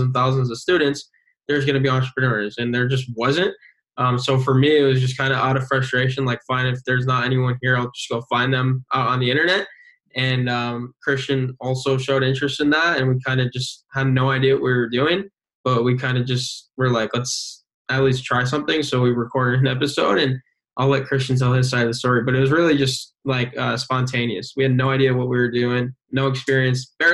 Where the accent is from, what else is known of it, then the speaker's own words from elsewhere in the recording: Binghamton, New York, United States; I was born and raised in Binghamton, where we go to college currently.